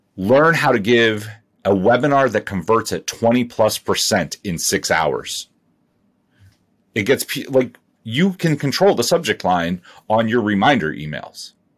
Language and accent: English; Ohio, United States; I grew up, I grew up in Ohio.